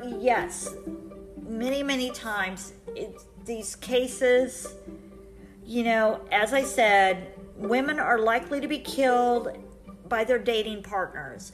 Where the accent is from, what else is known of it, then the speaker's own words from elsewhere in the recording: Colorado, United States; now in Kansas, United States; I am actually from Colorado.